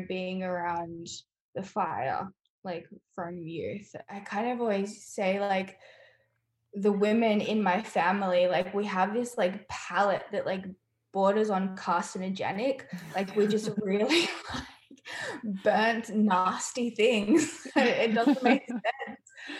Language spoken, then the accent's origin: English; Australia; Growing up in Australia, we lived in a house and we had this bush woodland kind of thing in the back.